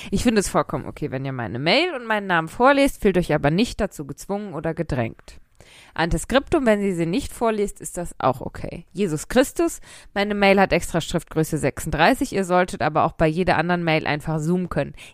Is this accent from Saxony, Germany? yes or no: no; North Rhine-Westphalia, Germany; Nein, wahrscheinlich nicht. Ich komme nämlich auch aus dem Pott